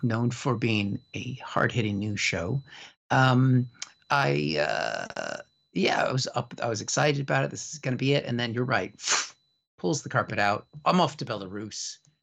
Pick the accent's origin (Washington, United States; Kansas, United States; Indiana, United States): Washington, United States; Seattle; now in United Kingdom; I'm from Seattle